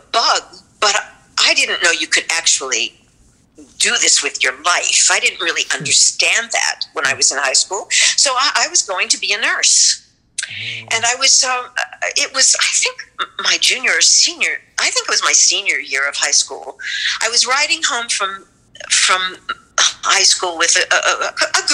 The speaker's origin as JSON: {"language": "English", "region": "Western Pennsylvania near Pittsburgh", "country": "United States", "tie": "born or raised there", "said": "I grew up in a small town in Western Pennsylvania near Pittsburgh."}